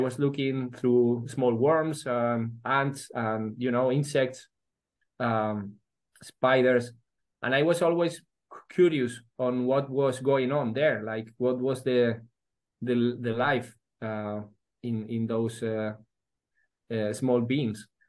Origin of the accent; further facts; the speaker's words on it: Madrid, Community of Madrid, Spain; also born or lived in Vigo, Galicia / Edinburgh / Oxford / New Delhi; when I was five years old, my father once was uh, moved to Madrid he was a human resources director of uh, Carrefour uh, for Spain and Portugal. And then, yeah, uh, I lived most of my life in Madrid